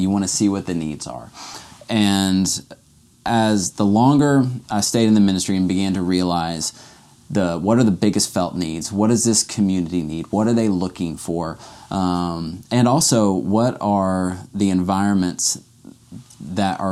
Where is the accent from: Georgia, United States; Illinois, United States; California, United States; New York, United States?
Georgia, United States; Atlanta; I grew up in Atlanta, grew up with a Christian family, Christian home